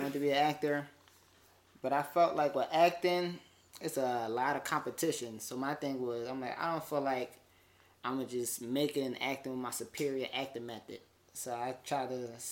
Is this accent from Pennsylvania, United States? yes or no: yes; Philadelphia, Pennsylvania, United States; But I grew up here in Philly. I grew up Germantown, Alney, kind of North Philly-ish